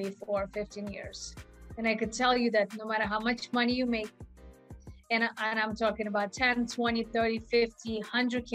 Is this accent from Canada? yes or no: no; Russia; moved away; I was born in Russia.